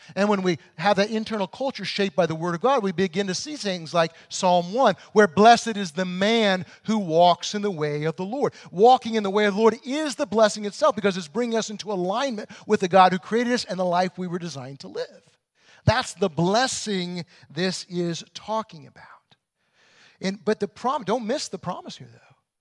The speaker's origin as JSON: {"language": "English", "region": "Illinois", "country": "United States", "tie": "born or raised there", "said": "I grew up in Illinois in the, in the really rural areas"}